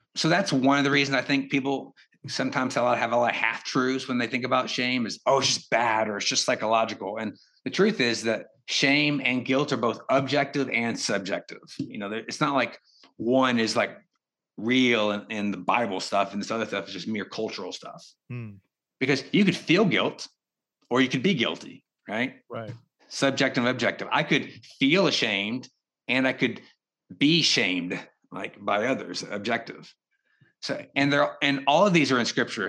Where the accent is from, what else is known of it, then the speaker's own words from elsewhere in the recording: East Texas, United States; moved away as an adult; also born or lived in China; I grew up in East Texas, a poor family